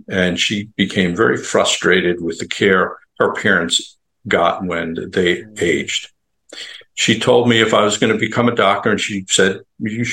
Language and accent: English; Long Island, New York, United States; now in Tampa Bay area, United States; I live in the Tampa Bay area, but I grew up not far from where your picture is in Times Square. I grew up on Long Island